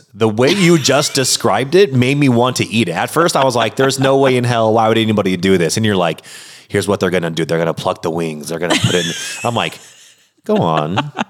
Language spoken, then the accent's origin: English; Washington, United States; I was born and raised in Washington State, and I grew up in and still a diehard Mariners fan.